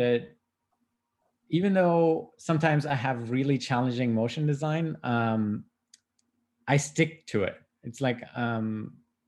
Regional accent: Schwäbisch Gmünd, Baden-Württemberg, Germany; also born or lived in Stockholm, Sweden; my parents are from India, and then, I grew up in Germany

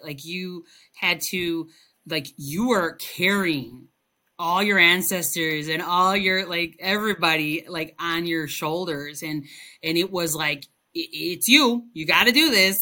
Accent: Chicago, Illinois, United States; first language Spanish; English is a second language; also born or lived in Cicero, Illinois; I was uh, born and raised in Chicago

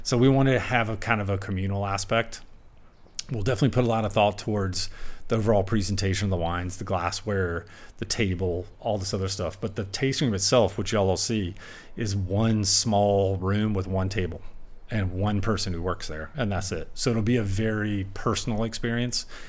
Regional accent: South Carolina, United States; now in Napa Valley, United States; growing up in Sum-, South Carolina

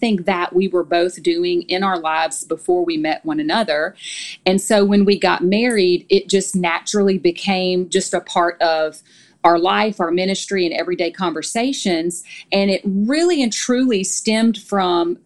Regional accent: Louisiana, United States; moved away as an adult; also born or lived in Tennessee; now in Nashville, United States; we're both from Louisiana, so we've been in Tennessee for almost 14 years now

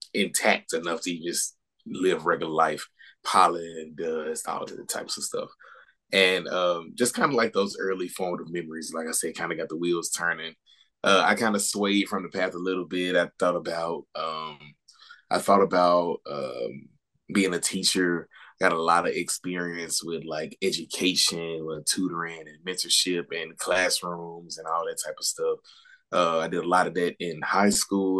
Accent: Memphis, Tennessee, United States; moved away as an adult; also born or lived in South Africa; I'm originally from Memphis, Tennessee.

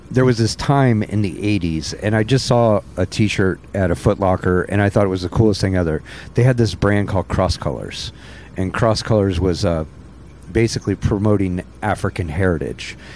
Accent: St. Louis, Missouri, United States; growing up in St. Louis, St. Missouri

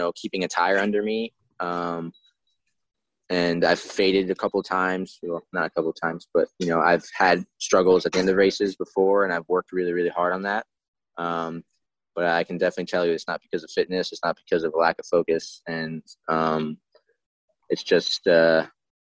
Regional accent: New York City, New York, United States; moved away as an adult; now in Orange County, New York, United States; I grew up in Queens in New York City. And we moved about 5 years ago

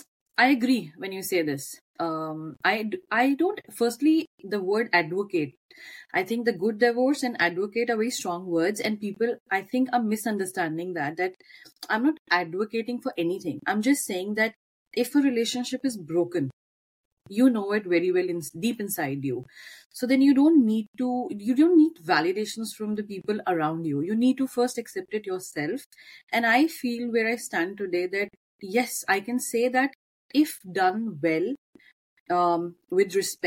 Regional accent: Norway; I would firstly say that I was born in Norway, but my roots are from Punjab. My father came in the early 70s to Norway. So all my siblings, we have been born here, brought up a bit in Norway

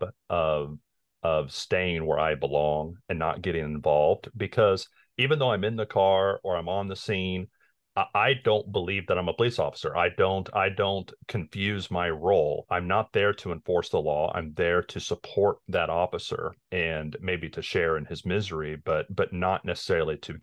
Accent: Lawrence, Kansas, United States; now in Kansas City, United States; I was born in Lawrence

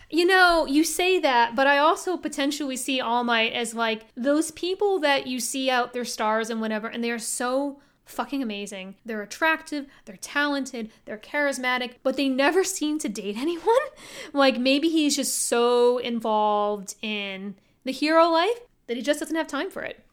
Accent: United States; we're American

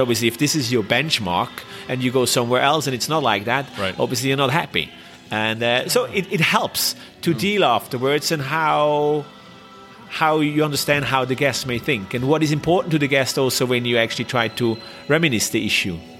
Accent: Switzerland; English is a second language; moved away as an adult; also born or lived in Shanghai, China / Korea / Thailand; I was from Switzerland.

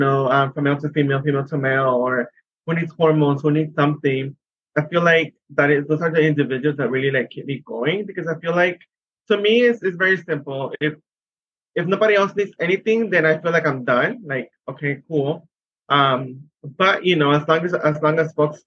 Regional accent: San Diego, California, United States; I am from San Diego, California

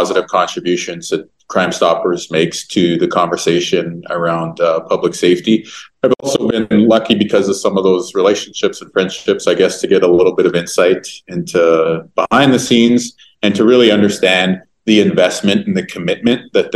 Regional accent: Winnipeg, Manitoba, Canada; growing up in Winnipeg over the years

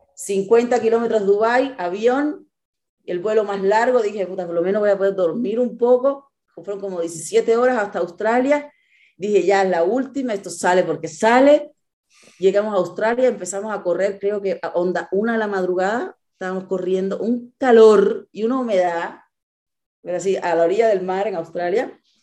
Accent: Cuba; also born or lived in Mexico City, Mexico / Monterrey, Mexico; now in Mexico; yo crecí en Cuba

